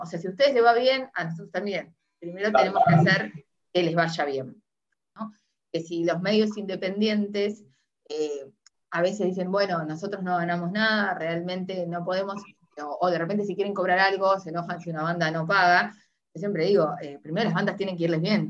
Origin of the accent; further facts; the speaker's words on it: Uruguay; now in Argentina; yo soy uruguaya, ya, muchos saben, soy uruguaya, pero vivo en Argentina hace mucho